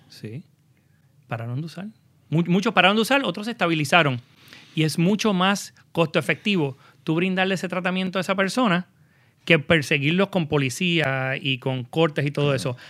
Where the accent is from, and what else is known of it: Puerto Rico